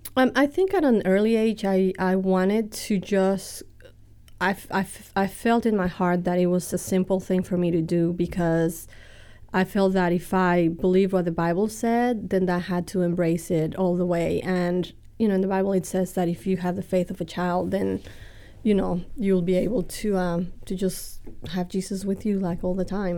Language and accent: English; Mexico City, Mexico; accent: Texan and British and Mexican; also born or lived in Texas; now in United States; I'm orig-, originally from Mexico City. I grew up, uh, going to a bilingual school down there